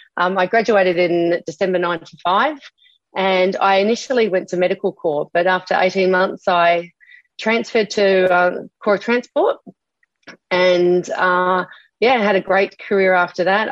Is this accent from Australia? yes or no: yes; Adelaide, South Australia, Australia; now in Gold Coast, Australia; growing up in Adelaide